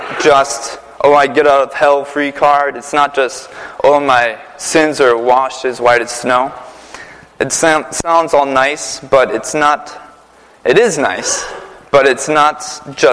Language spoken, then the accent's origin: English; Prentice, Wisconsin, United States; moved away as an adult; also born or lived in New York City / Connecticut; now in Naugatuck, United States; I'm from Prentice, Wisconsin. It's a small town of 86 people